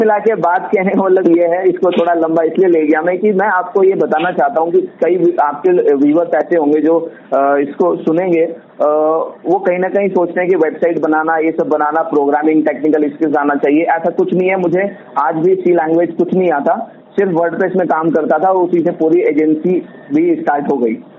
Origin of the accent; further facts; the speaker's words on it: Haridwar, Uttarakhand, India; मैं हरिद्वार सिटी से हूँ और वहाँ पर मैं बिजनेस रन कर रहा हूँ